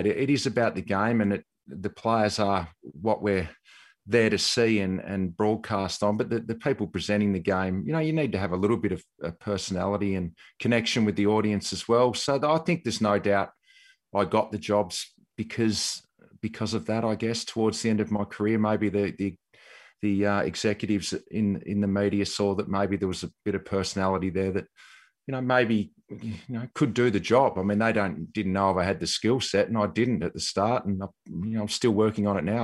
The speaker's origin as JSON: {"language": "English", "region": "Tasmania", "country": "Australia", "tie": "born or raised there", "moved": "yes", "said": "growing up in Tassie"}